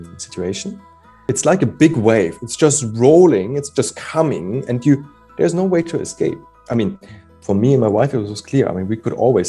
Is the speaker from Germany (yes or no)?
yes; Germany; moved away; I'm originally from Germany